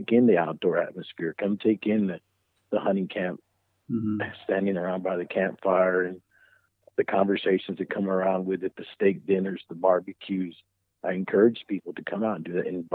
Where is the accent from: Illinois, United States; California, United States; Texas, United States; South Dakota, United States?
Texas, United States; Carrizo Springs; I'm from Carrizo Springs, the heart of the Golden Triangle